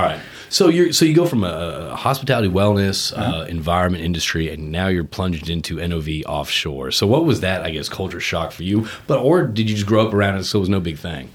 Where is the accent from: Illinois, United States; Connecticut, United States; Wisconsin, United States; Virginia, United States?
Connecticut, United States; now in Texas, United States; I grew up in Connecticut